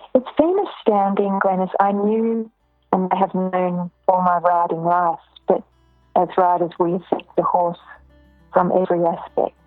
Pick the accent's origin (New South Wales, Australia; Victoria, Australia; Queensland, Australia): Victoria, Australia; Ballarat; born or raised there; also born or lived in Melbourne